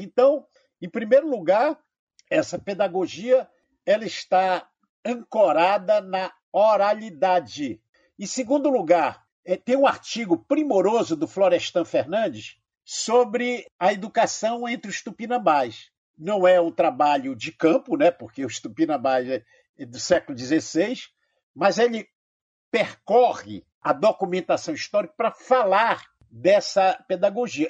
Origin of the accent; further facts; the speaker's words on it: Amazonas, Brazil; porque eu sou amazonense.